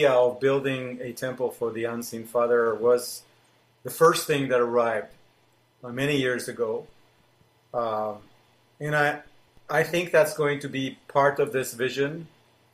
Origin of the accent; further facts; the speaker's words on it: Israel; Being in Israel, living in Israel, growing up in Israel, I know the Sea of Galilee very well